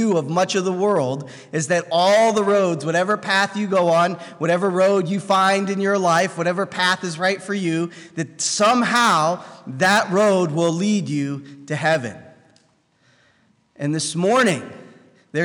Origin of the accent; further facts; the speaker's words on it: United States; I was born in the United States